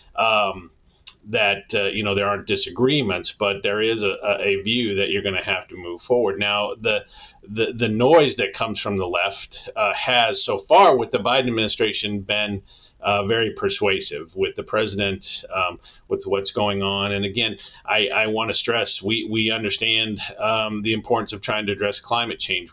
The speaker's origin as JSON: {"language": "English", "town": "Denver", "region": "Colorado", "country": "United States", "moved": "yes", "said": "I'm actually from Denver originally."}